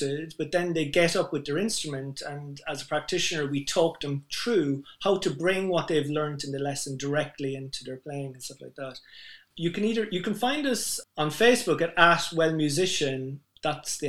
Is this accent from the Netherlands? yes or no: no; Ireland; I'm Irish